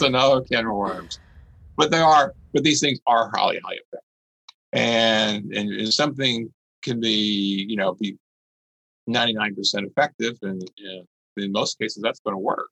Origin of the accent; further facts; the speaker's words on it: Gulf Coast, north part of Galveston County, Texas, United States; also born or lived in Beaumont, Texas; I grew up on the Gulf Coast and north part of Galveston County